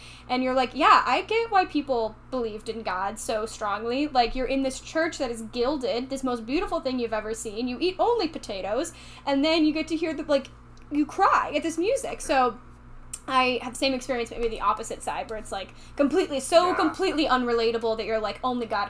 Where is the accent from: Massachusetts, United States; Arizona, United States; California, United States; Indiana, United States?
Indiana, United States; Indianapolis; I'm from Indianapolis.